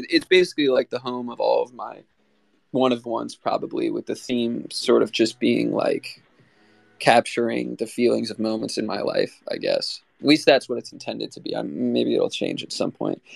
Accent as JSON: {"language": "English", "region": "Maryland", "country": "United States", "said": "I'm from Maryland on the east coast of the United States."}